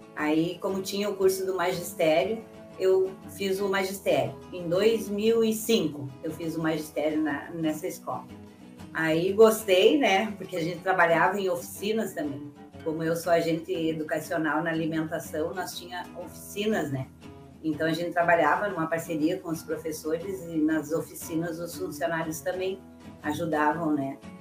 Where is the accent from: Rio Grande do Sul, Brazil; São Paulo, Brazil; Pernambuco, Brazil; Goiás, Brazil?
Rio Grande do Sul, Brazil; Carazinho; moved away; also born or lived in Guaíba / Canoas; em 1994 eu fui morar de novo na minha cidade natal, que é Carazinho.